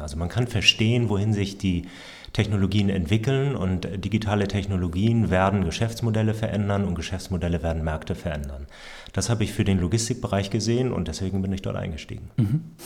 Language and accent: German; Hamburg, Germany; ich bin Hamburger Familienvater, drei Töchter